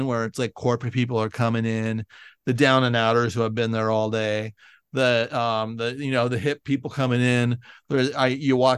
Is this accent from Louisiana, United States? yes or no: no; San Francisco, California, United States; I grew up in San Francisco